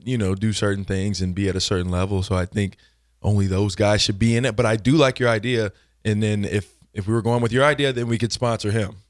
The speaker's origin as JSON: {"language": "English", "town": "Lincoln", "region": "Nebraska", "country": "United States", "tie": "born or raised there", "also_born_or_lived": "Atchison, Kansas / Kansas City", "said": "born and raised in Lincoln, Nebraska."}